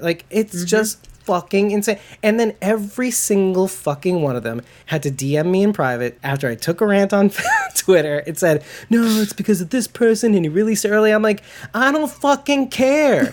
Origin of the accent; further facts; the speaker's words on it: New York, United States; I'm a from from New York, not a Southerner